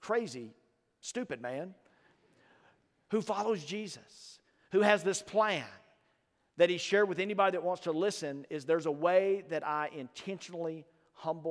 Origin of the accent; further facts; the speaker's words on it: Starkville, Mississippi, United States; I grew up in Starkville, Mississippi.